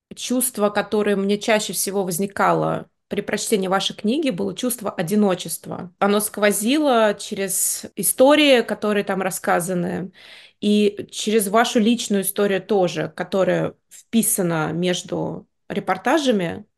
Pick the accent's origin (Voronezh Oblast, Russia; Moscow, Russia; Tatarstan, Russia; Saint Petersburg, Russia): Moscow, Russia; Я выросла в Москве